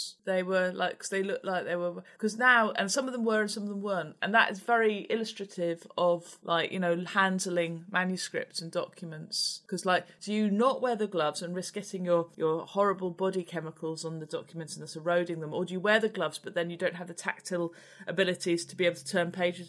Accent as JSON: {"language": "English", "town": "Reading", "region": "South East England", "country": "United Kingdom", "said": "I am a author from Reading. And I live in Reading because of the pun."}